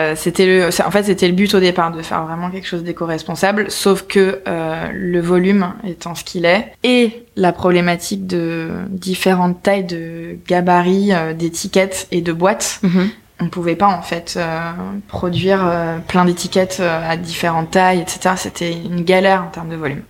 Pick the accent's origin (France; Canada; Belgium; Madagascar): France; Nice, Provence-Alpes-Côte d'Azur; moved away as an adult; now in Paris, France; on vient de Nice